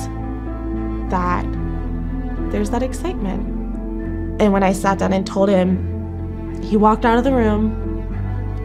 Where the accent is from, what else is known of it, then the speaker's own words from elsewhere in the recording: Jacksonville, Florida, United States; moved away as an adult; now in Chicago, United States; I am from Jacksonville, Florida